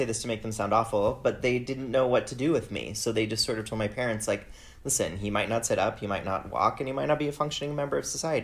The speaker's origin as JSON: {"language": "English", "region": "Wyoming", "country": "United States", "tie": "born or raised there", "moved": "as an adult", "lives_now": "Toronto, Canada", "said": "I'm currently in Toronto, Canada, but I'm originally from the United States. I grew up in the state of Wyoming. That's where I was born and raised"}